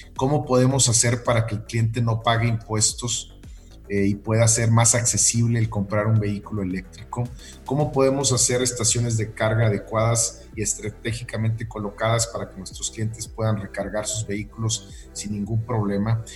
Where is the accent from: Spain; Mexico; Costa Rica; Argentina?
Mexico; northern Mexico; yo, siendo norteño